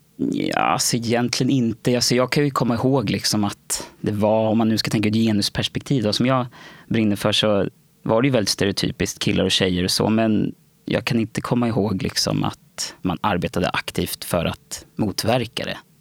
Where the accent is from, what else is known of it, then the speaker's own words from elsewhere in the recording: Nacka, Stockholm County, Sweden; also born or lived in Värmdö; Jag är uppvuxen och född i Nacka. När jag föddes så bodde vi ute på Värmdö. Och där bodde jag fram tills jag var sex. Och då flyttade vi till Nacka